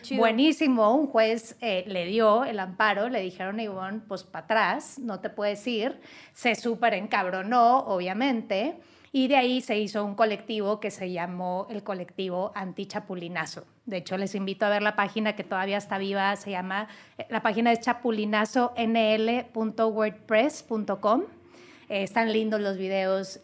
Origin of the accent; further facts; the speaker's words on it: Monterrey, Nuevo León, Mexico; en Nuevo León, mi tierra, en la Sultana del Norte